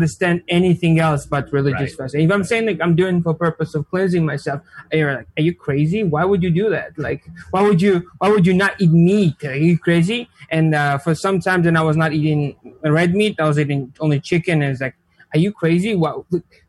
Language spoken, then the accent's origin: English; Georgia; English is a second language; moved away as an adult; now in United States; I'm from Republic of Georgia. It's a small country in Eastern Europe